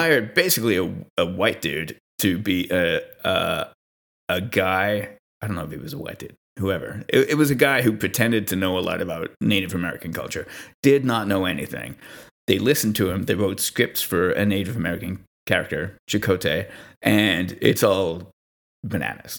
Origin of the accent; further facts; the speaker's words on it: Montreal, Quebec, Canada; I'm from Montreal, uh, which is Mohawk land territory